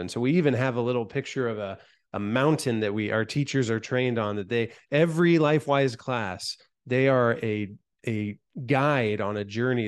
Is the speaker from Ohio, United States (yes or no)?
yes; Van Wert, Ohio, United States; my hometown of Van Wert, Ohio